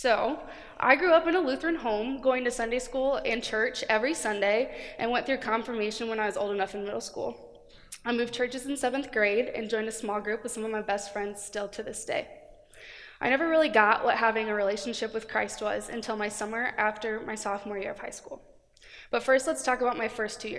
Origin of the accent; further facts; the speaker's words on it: Cedar Rapids, Iowa, United States; moved away as an adult; now in Cedar Falls, United States; I'm originally from Cedar Rapids.